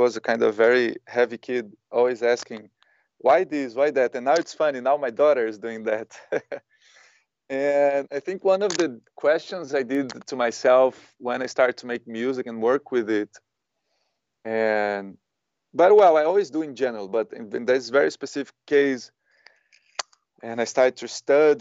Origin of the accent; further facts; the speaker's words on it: Brazil; also born or lived in Ibiza, Spain / Spain; now in Berlin, Germany; I was born in Brazil, but then I came to Europe in 2003, more specifically Ibiza.